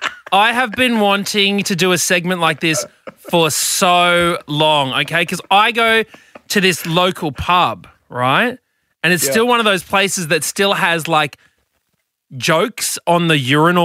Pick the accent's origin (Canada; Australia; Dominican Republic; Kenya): Australia; Brisbane, Queensland; When I was, you know, a child growing up in Twong, Brisbane